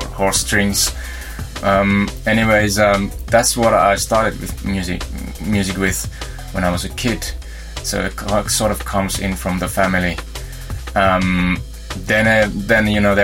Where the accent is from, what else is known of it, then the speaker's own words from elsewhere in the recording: Kiuruvesi, North Savo, Finland; moved away; I'm originally from Kiuruvesi. It's about 5 hours drive from here.